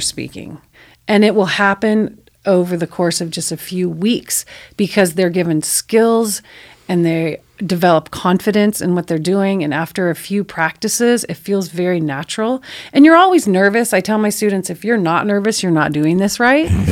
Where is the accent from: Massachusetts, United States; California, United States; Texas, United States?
California, United States; El Cajon; I grew up in El Cajon and I went through Cajon Valley schools.